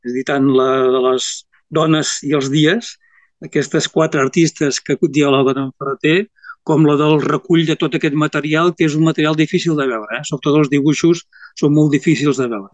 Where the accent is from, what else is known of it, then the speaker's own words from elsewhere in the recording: Reus, Catalonia, Spain; jo sóc de les terres del sud, sóc de, de Reus, de, de Reus, de les comarques tarragonines